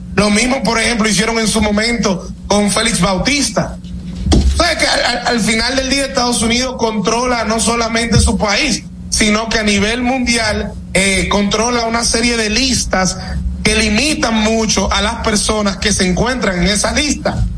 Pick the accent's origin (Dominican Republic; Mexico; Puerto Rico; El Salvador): Dominican Republic; nosotros como dominicanos